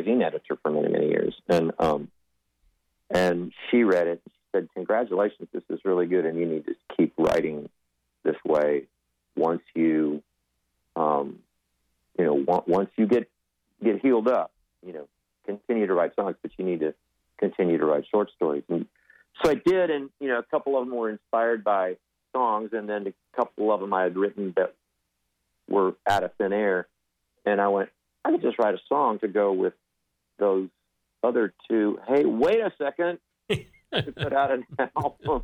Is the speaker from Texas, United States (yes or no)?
yes; Del Rio, Texas, United States; I was born and raised in West Texas, Del Rio, Texas